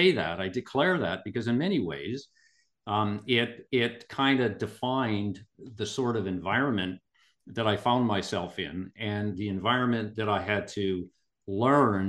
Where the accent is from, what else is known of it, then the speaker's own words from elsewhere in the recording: Kimberley, British Columbia, Canada; now in Vancouver, Canada; I was born and raised in Kimberley, British Columbia, Canada